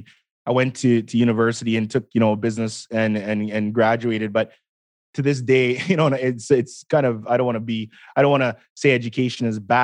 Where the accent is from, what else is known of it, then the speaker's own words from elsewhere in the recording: Edmonton, Alberta, Canada; I was born in Edmonton, Alberta, 1984, April 22nd